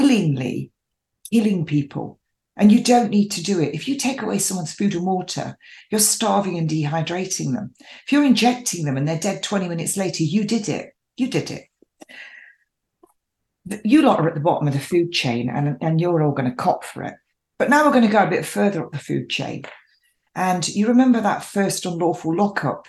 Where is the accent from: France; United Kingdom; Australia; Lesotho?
United Kingdom; England; I am English, born and bred, an English rose.